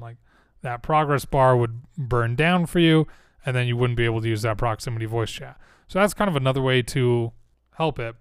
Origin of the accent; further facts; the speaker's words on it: Utah, United States; I'm from Utah. I say certain things a certain way. Words like mountain, kitten, latin, we drop that T a lot.